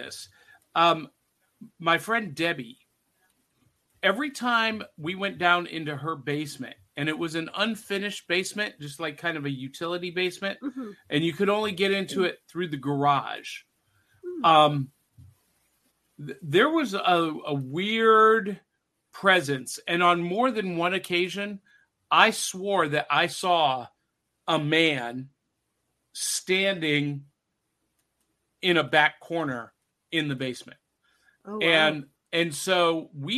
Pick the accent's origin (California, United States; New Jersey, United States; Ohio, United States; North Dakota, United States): Ohio, United States; North Canton; In my little town, I grew up in North Canton, Ohio